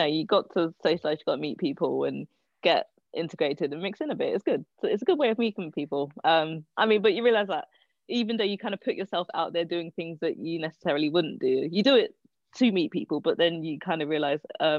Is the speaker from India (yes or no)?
no; London, United Kingdom; I don't know. I don't really have anything to compare it to, I guess.